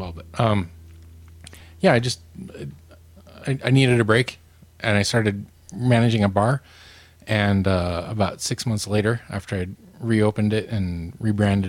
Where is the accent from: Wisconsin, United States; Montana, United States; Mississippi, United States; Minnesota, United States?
Montana, United States; Missoula; moved away as an adult; also born or lived in Japan; It's in my hometown, and you know, I neglected my mother for enough years, so I moved into her basement bedroom, my old bedroom